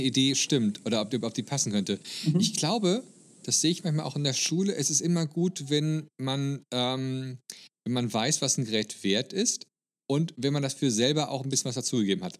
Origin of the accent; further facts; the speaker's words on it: Germany; als Deutscher